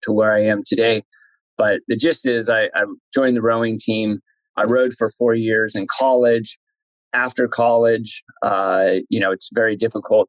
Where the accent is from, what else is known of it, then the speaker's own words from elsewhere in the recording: San Jose, California, United States; also born or lived in Santa Clara, United States / Davis, United States; now in Fremont, United States; I grew up in San Jose